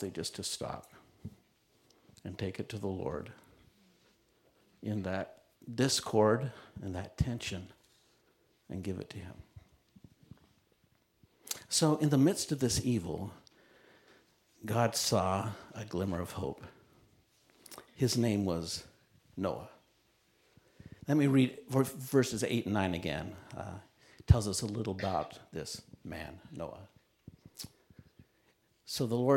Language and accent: English; Utah, United States; I grew up in Utah, and there weren't many Christian camps around